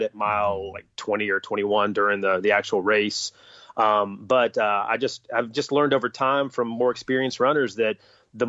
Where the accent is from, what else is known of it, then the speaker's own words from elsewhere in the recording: North Carolina, United States; I grew up in North Carolina, and so basketball was king.